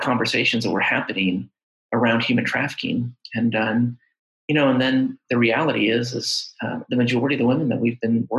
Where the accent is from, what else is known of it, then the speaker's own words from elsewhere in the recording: Indiana, United States; moved away as an adult; now in Lexington, Kentucky, United States; I'm originally from Indiana